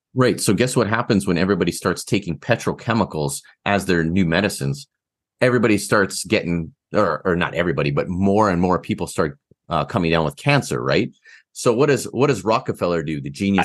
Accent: Canada; I'm so Canadian

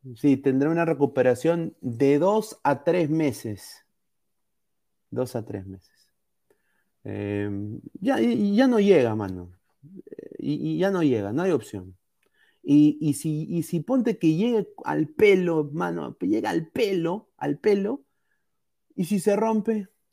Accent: Peru; como aficionado al fútbol peruano, como peruano

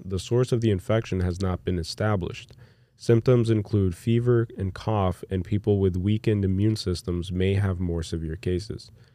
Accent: United States; as an American who's used to just living in America

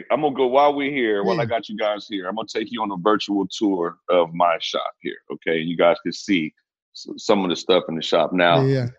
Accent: Compton, California, United States; Born and raised in Compton.

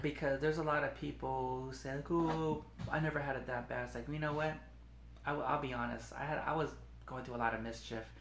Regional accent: Long Beach, California, United States; also born or lived in Wilmington, California; I was born in Long Beach, um, but I used to live in Wilmington

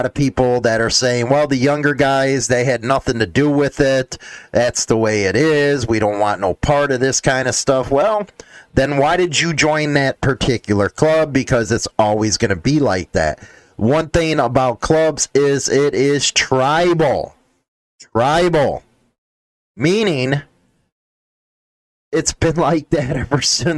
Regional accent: Midwest, United States; I come from the Midwest.

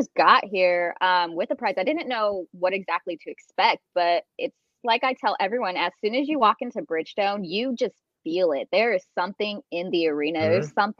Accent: Colorado, United States; So like I said, I'm from Colorado. My husband's military, so we've kind of moved around. So, Colorado, we have hockey everywhere.

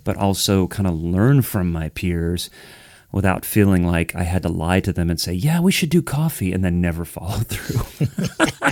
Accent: Ohio, United States; now in Nashville, United States; I'm from Ohio

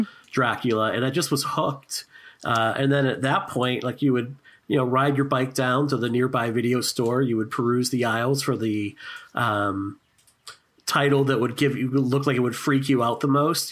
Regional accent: Boston, Massachusetts, United States; Boston, Massachusetts

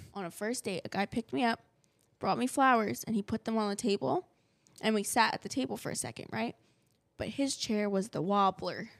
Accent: New Jersey, United States; I'm from New Jersey.

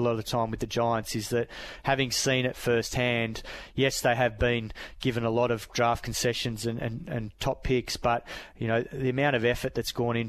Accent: Perth, Western Australia, Australia; I grew up in the Swan Valley

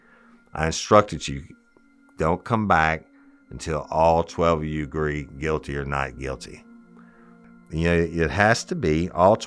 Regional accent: South Louisiana, United States; I'm from South Louisiana

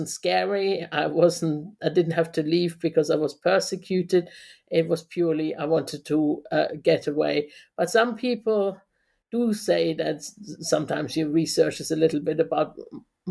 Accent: Germany; moved away as an adult; also born or lived in London; now in Aberystwyth, United Kingdom; I was born in West Germany in 1968, and I lived in Germany for 20 years, going to school, you know, living with my parents in West Germany.

